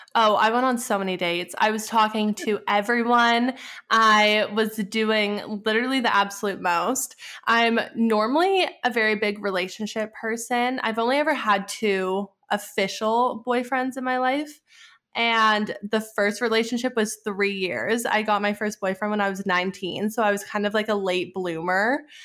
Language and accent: English; Edmonton, Alberta, Canada; moved away as an adult; also born or lived in Arizona / Pittsburgh; my hometown, which is Edmonton